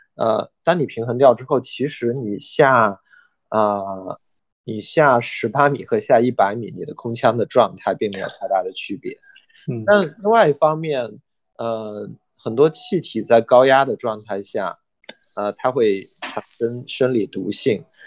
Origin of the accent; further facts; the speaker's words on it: China; 我们中国人